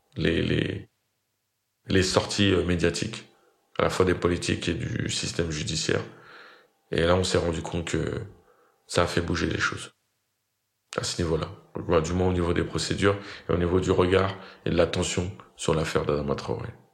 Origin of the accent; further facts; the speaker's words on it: Fresnes, Île-de-France, France; J'ai grandi dans le Val-de-Marne, dans la ville de Fresnes